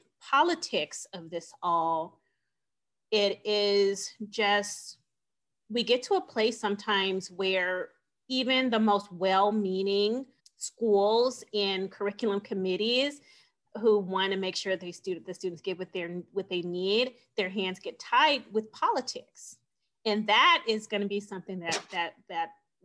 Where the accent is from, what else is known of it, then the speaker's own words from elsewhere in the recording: California, United States; moved away as an adult; now in Phoenix, United States; I am from California. And when I was in California, I was one of 600 abortion providers.